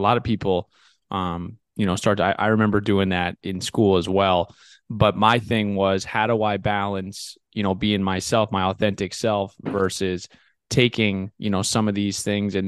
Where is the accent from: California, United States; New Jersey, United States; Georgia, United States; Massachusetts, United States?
New Jersey, United States; I'm from Jersey